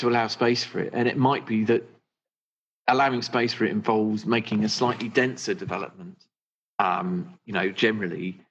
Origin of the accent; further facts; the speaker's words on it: Suffolk, East of England, United Kingdom; also born or lived in North London; now in London, United Kingdom; I grew up in Suffolk, and I had a lovely, like, Enid Blyton type childhood